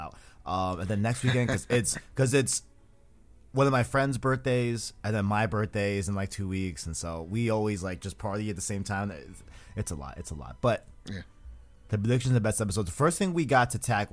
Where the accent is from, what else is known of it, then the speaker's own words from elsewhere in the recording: New York, United States; I'm from New York